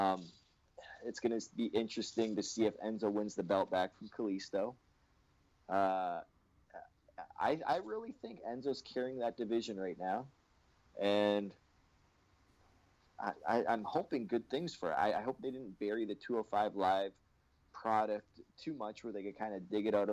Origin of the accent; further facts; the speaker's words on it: Canada; I'm Canadian